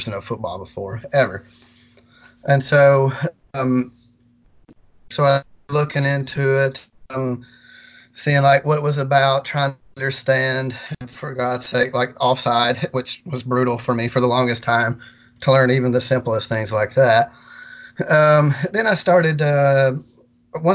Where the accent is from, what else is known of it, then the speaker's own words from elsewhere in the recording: near the Tennessee-Kentucky border, Middle Tennessee, United States; also born or lived in Murfreesboro, Tennessee; I am from the Middle Tennessee area. Yeah, I grew up about, let's say about 60 miles from here, right at the Tennessee-Kentucky border